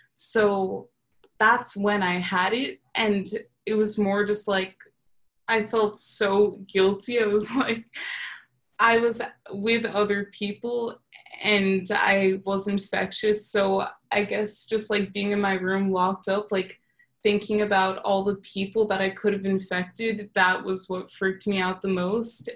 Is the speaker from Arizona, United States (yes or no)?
no; New York, United States; moved away as an adult; now in Texas, United States; I'm from New York